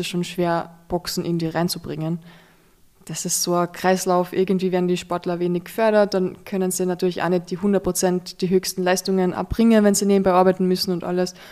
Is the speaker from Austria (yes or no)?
yes; Carinthia, Austria; Bei uns in Kärnten